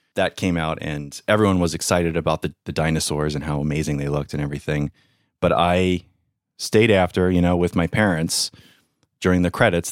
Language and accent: English; Long Island, New York, United States; I grew up in Long Island, New York